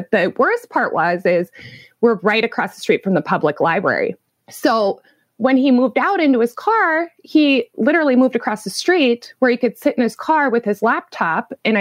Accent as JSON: {"language": "English", "town": "Williston", "region": "North Dakota", "country": "United States", "tie": "born or raised there", "also_born_or_lived": "Minneapolis, Minnesota / Omaha, Nebraska / Anchorage, Alaska", "said": "I'm from Williston, North Dakota. I've been here all my life. I grew up here"}